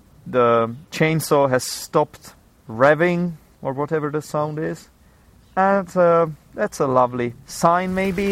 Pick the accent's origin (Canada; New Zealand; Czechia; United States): Czechia; I am from the Czech Republic. We have some culture here.